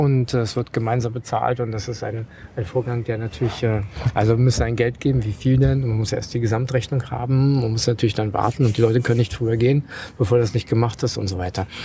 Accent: Germany; einfach gedacht, ich komme aus Deutschland, da geht man zum Bahnhof

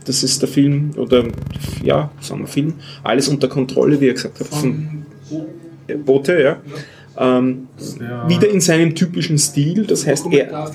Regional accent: Austria; wo unsere Innenministerin äh, wieder zitiert worden ist

